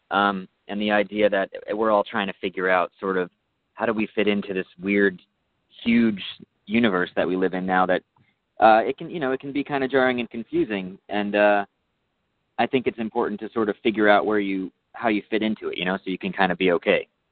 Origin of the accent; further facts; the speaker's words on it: New York, United States; now in Southern California, United States; I'm from New York